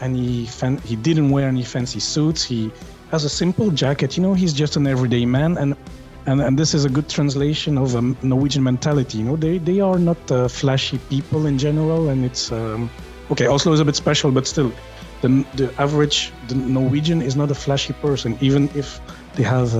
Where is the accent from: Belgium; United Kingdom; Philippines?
Belgium; I'm from Belgium